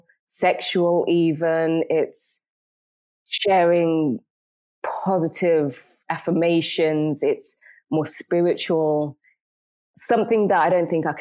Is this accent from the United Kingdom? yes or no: yes; England, United Kingdom; also born or lived in Jamaica; now in Istanbul, Turkey; Inglaterra, English